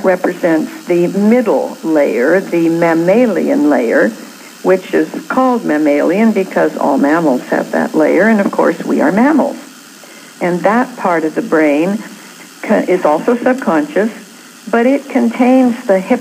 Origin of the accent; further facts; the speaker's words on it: Canada; now in California, United States; I was born in Canada